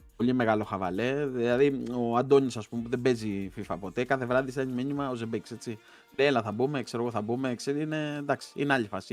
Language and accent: Greek; a village near Ancient Olympia, Western Greece, Greece; εμένα το χωριό μου είναι κοντά στην αρχαία Ολυμπία